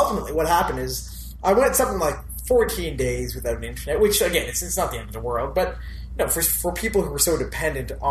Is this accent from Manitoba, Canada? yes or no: no; Elliot Lake, Ontario, Canada; now in Ottawa, Canada; Ontario, my hometown.